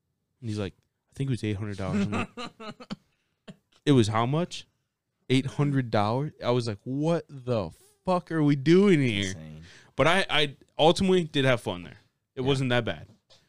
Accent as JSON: {"language": "English", "town": "Albion", "region": "Indiana", "country": "United States", "said": "We're from Albion, Indiana."}